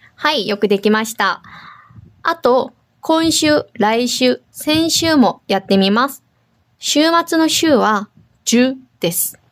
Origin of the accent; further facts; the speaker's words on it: South Korea; now in Okinawa, Japan; 沖縄に住んでいる、韓国人と台湾人がお届けします